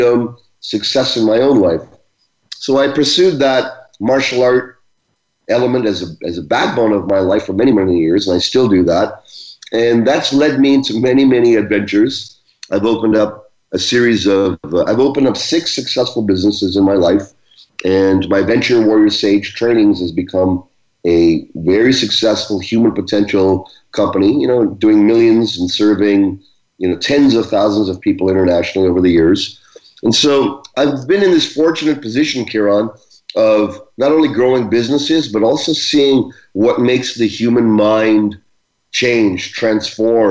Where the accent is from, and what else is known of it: Brampton, Ontario, Canada; born or raised there; also born or lived in Uganda